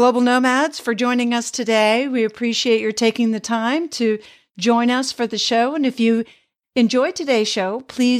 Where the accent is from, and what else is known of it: United States; moved away as an adult; also born or lived in Europe / Sweden